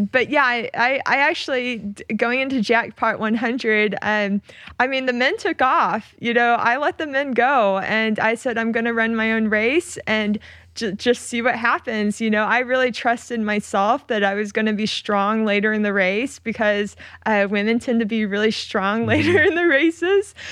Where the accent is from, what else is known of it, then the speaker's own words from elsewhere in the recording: Oklahoma, United States; moved away as an adult; I grew up in Oklahoma